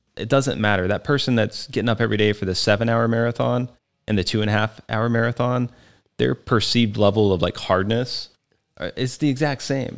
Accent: Texas, United States; moved away; I grew up in Texas

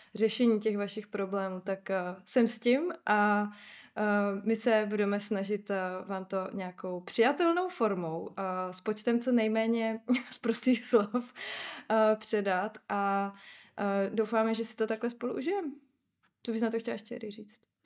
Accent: Ostrava, Moravian-Silesian Region, Czechia; mluvím fakt sprostě, protože jsem z Ostravy

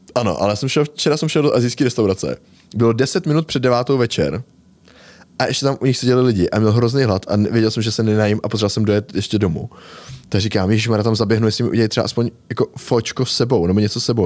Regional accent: Most, Ústí nad Labem Region, Czechia; v Mostě jsme chodili z Rage Moderní čínský restaurace

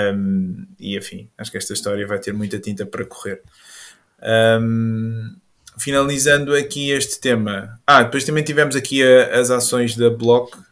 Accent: Caldas da Rainha, Centro, Portugal; Eu sou das Caldas

